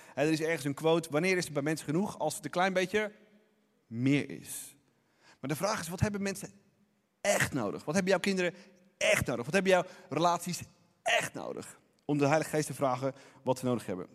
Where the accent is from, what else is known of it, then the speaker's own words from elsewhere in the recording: Netherlands; ons als Nederlanders